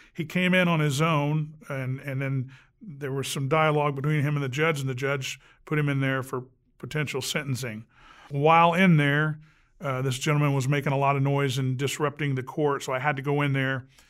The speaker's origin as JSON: {"language": "English", "town": "Anderson", "region": "Indiana", "country": "United States", "tie": "born or raised there", "said": "Grew up right here in Anderson, uh, born in 60"}